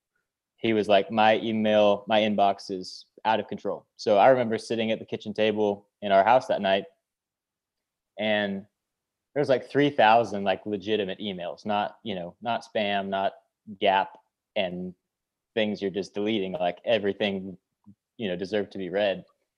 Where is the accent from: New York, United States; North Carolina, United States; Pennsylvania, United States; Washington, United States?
Washington, United States; Tacoma; South of Seattle, Tacoma, Washington.